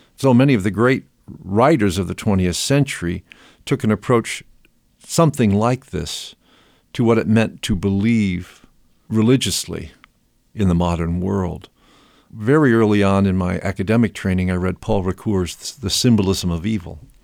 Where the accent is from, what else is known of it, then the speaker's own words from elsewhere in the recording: Rockford, Illinois, United States; my hometown of Rockford, Illinois